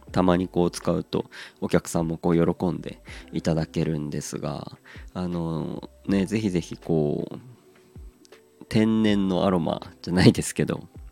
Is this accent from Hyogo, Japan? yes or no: no; Aomori, Japan; 地元が青森